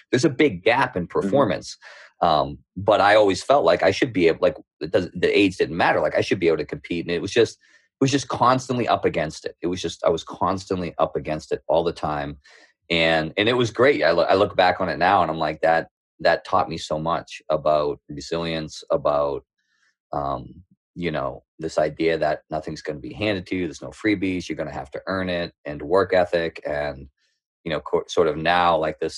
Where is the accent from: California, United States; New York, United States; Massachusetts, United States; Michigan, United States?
Massachusetts, United States; Middleton; accent: thick Boston; also born or lived in Houston, Texas; I grew up on the North Shore. I grew up in a small town called Middleton. Now that I'm talking back, my accent will probably come out a little thicker.